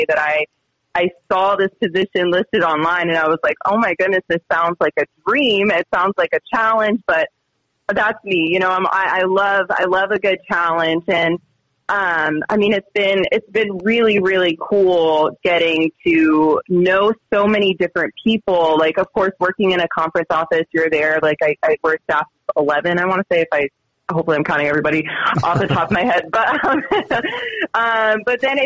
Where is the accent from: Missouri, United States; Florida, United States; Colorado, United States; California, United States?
Florida, United States; moved away as an adult; now in Utah, United States; I'm from Florida